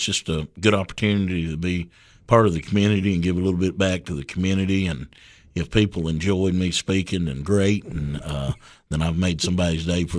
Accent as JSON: {"language": "English", "town": "Livingston", "region": "Tennessee", "country": "United States", "tie": "born or raised there", "said": "Yeah, I was born and raised in Livingston, and of course went to school, local schools there, and raised by a single mother."}